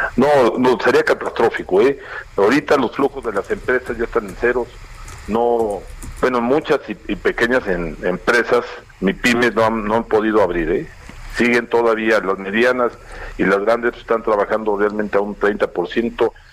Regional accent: Mexico; como mexicanos

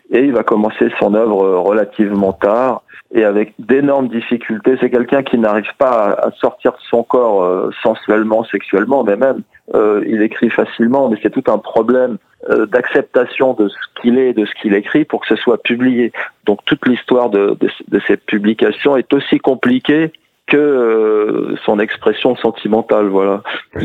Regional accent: France; also born or lived in Corrèze, France / Sarcelles, France; j'ai passé un peu mon enfance en Corrèze, puis dans les cités, à Sarcelles

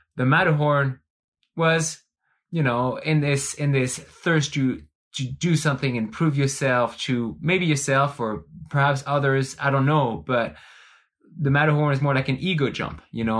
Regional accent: France; now in Bend, United States; growing up in France, you, you are, you are immersing existentialist ideas from an early age

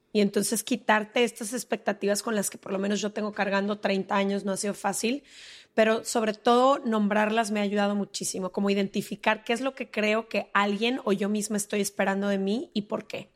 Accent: Guadalajara, Jalisco, Mexico; moved away as an adult; also born or lived in Mexico City; Yo soy de Guadalajara, ¿no? Ahí crecí toda la vida

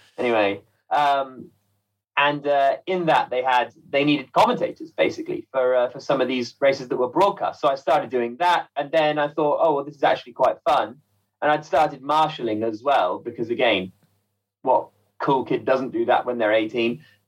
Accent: Midlands, United Kingdom; Well, so I grew up in the Midlands. I was born and grew up in the Midlands

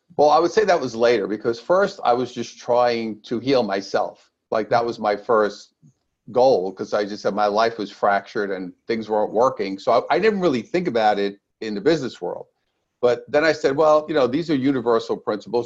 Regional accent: New York City, New York, United States; now in Southern California, United States; I'm originally from Brooklyn, New York, and now I live in lovely Southern California with my beautiful wife. But I, I started in Brooklyn.

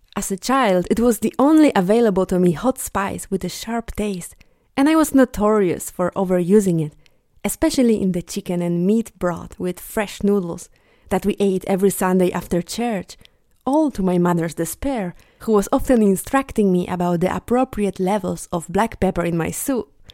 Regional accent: Bielsko-Biała, Silesian Voivodeship, Poland; moved away; my hometown, Bielsko-Biała

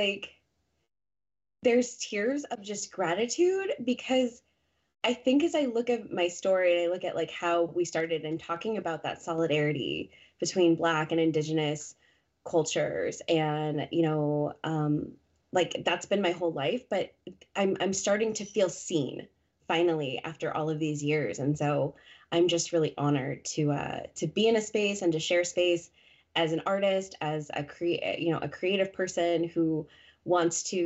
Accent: Colorado, United States; moved away as an adult; now in New England, United States; I'm born and raised in Colorado, that is home

